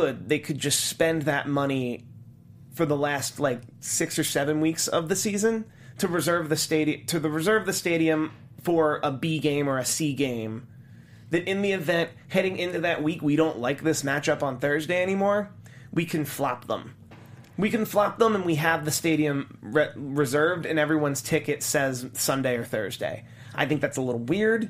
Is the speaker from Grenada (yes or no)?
no; Philadelphia, Pennsylvania, United States; As a Philadelphian